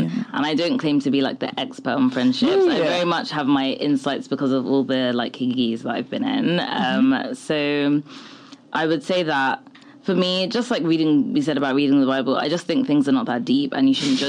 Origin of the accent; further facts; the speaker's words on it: Nigeria; I know, and I get it, like, we're Nigerian, like, people, we're very superstitious people.